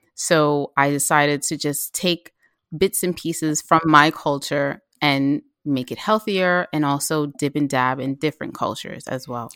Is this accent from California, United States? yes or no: no; New York City, New York, United States; also born or lived in Mount Vernon, New York / Philadelphia; I grew up in the South Bronx, And when I was a teenager, my mom t, moved to Mount Vernon, but I still went to school in the Bronx.